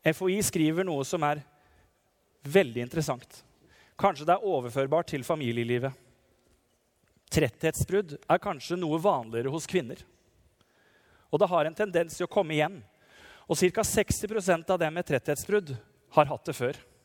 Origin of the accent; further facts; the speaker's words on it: Nissedal, Telemark, Norway; fra Nissedal, der jeg kommer fra, heimbygda mi